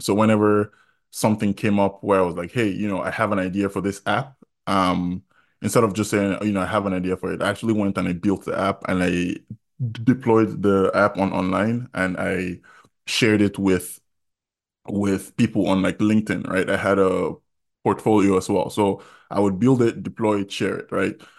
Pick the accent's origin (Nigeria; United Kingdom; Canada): Nigeria; Jos, Plateau; moved away as an adult; also born or lived in Kogi State (ancestry) / Iowa, United States; now in United States; I was born in Jos, went to primary school in Jos, went to secondary school in Jos, Baptist High School